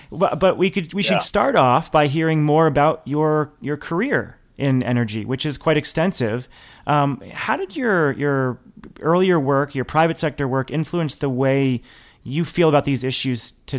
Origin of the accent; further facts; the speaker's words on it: New Hampshire, United States; moved away; I grew up in New Hampshire and just loved that area and spent so much time in northern Vermont.